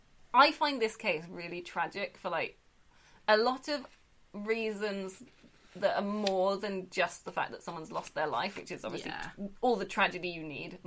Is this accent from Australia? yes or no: no; United Kingdom; So I'm painfully British.